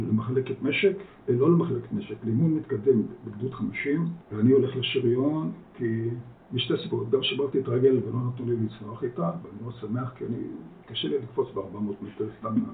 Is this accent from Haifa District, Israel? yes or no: yes; Kiryat Tiv'on, Haifa District, Israel; Hebrew is a second language; also born or lived in Netherlands; נולדתי בהולנד למשפחה לא יהודית, והגענו לארץ שאני, הגענו, לא עלינו, כשאני בגיל 6 לקריית טבעון, שנחשבה בזמנו לסביון של המדינה